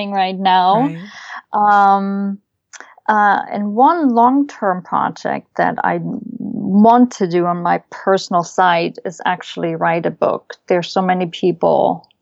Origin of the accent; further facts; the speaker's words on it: Leipzig, Saxony, Germany; first language German; English is a second language; moved away as an adult; also born or lived in West Germany; now in United States; I grew up in East Germany